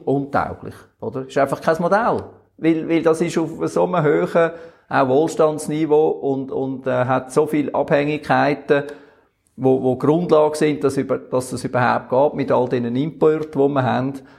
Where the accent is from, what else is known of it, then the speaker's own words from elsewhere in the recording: Switzerland; wir Schweizer